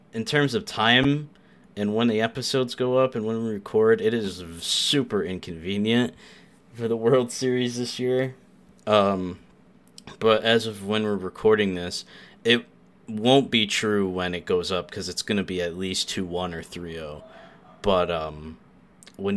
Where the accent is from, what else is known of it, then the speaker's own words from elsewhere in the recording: New York, United States; I'm the New Yorker